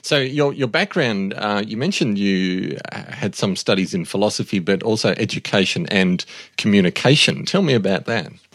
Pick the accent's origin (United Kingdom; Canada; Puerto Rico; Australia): Australia; As an Australian